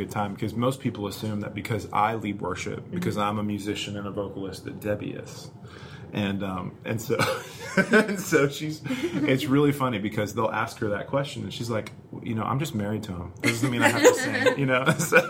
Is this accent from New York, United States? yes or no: no; Colorado Springs, Colorado, United States; moved away as an adult; also born or lived in Los Angeles, California; now in Birmingham, United States; I'm not from Birmingham, Alabama originally. I'm actually from Southern California. So I have gradually moved east over my life. Was born in LA, but then when my family moved to Colorado Springs in the early 90s